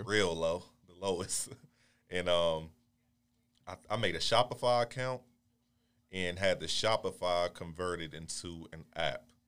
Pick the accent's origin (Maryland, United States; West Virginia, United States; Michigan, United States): Maryland, United States; Baltimore; moved away as an adult; now in Houston, United States; originally from Baltimore, Maryland